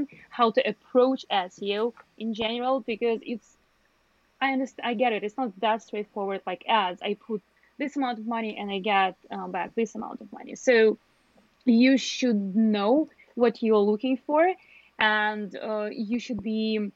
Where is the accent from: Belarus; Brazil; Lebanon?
Belarus; I'm from Belarus